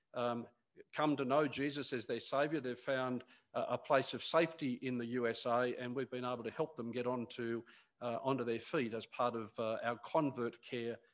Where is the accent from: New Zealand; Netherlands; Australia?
Australia; Newcastle, New South Wales; moved away; my father in Newcastle, where I grew up